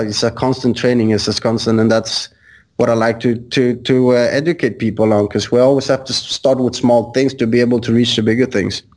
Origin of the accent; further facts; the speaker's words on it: Sweden; moved away; I'm originally from Sweden